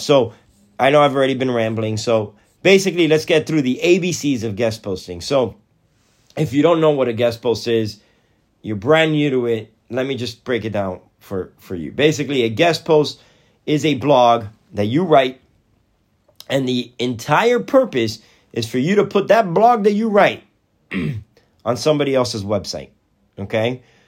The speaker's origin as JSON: {"language": "English", "town": "Athens", "region": "Georgia", "country": "United States", "said": "we're from Athens, Georgia"}